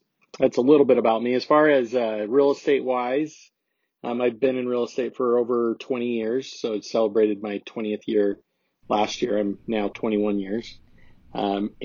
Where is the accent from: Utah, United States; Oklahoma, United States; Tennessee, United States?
Utah, United States; South Jordan; I'm from South Jordan.